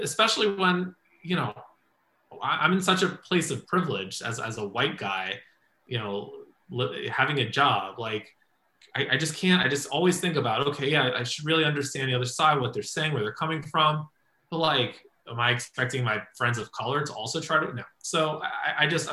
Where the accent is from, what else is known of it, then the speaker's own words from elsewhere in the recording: Tennessee, United States; I'm from Tennessee.